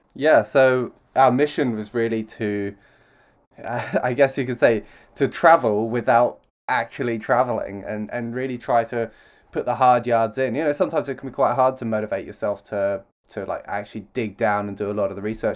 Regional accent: London, United Kingdom; I'm from London.

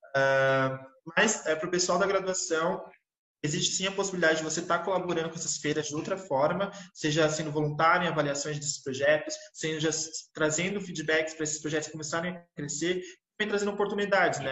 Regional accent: São Paulo, Brazil; sou da capital de São Paulo

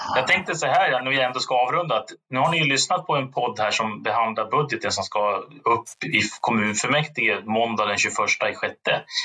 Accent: Kumla, Örebro County, Sweden; jag är från Kumla

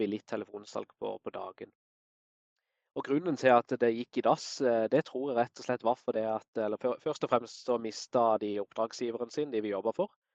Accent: Kristiansand, Agder, Norway; Jeg er opprinnelig fra Kristiansand. Bor og jobber her i dag.

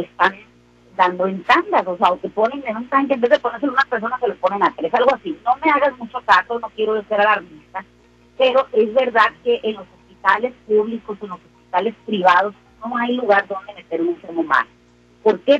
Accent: Sinaloa, Mexico; somos los sinaloenses, así hechos para adelante y atrabancados

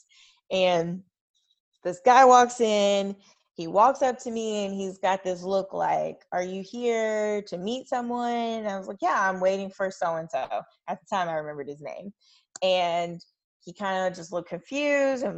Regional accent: Kentucky, United States; I grew up in Kentucky

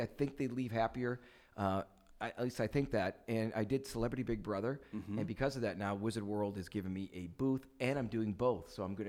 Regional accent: Milwaukee, Wisconsin, United States; now in Los Angeles, United States; I am originally from Milwaukee

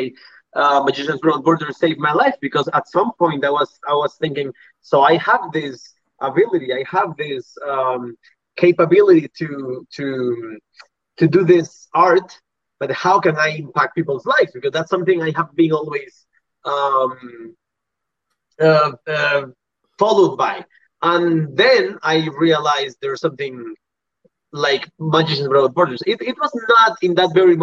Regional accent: Puriscal, San José, Costa Rica; I went back to my hometown in Puriscal

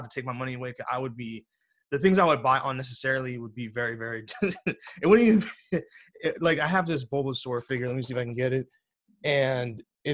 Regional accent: United States; I'm obviously American

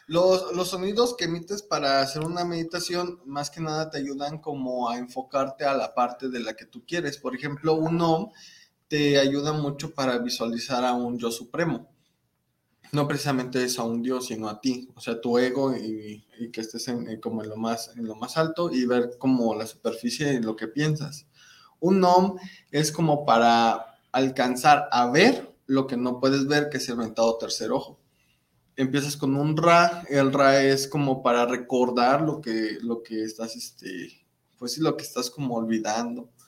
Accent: Monterrey, Nuevo León, Mexico; Porque somos como buenos regios.

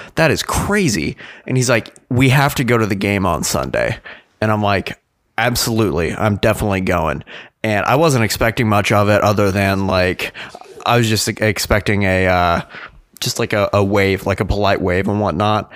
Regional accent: Wichita, Kansas, United States; we're from Wichita

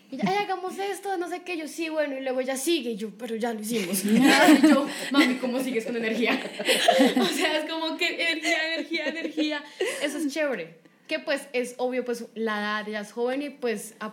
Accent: Bogotá, Bogotá Capital District, Colombia; also born or lived in Cali; yo siempre he vivido como desde mis cinco meses acá en Bogotá, y toda caleña chiva

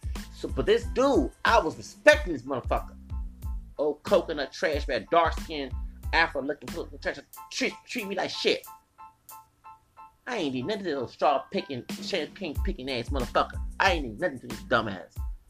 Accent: United States; I'm lighter than you, and I'm from this side of the border. I'm born here. I'm American.

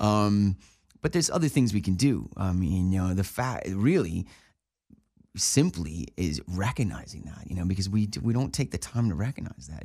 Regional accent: Buffalo, New York, United States; moved away as an adult; also born or lived in Cleveland; now in Los Angeles, United States; I grew up in Buffalo, New York

